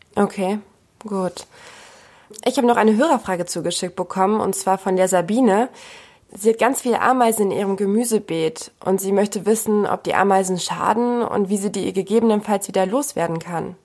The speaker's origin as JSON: {"language": "German", "town": "Bückeburg", "region": "Lower Saxony", "country": "Germany", "said": "Ich komme nämlich ursprünglich aus Bückeburg"}